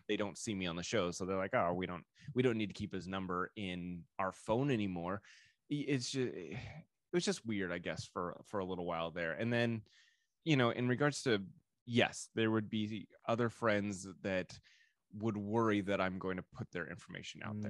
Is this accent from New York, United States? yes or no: no; Orange County, California, United States; also born or lived in Denver, Colorado; I'm from Orange County, well, originally from Denver, but I lived in Orange County, uh, went to high school out here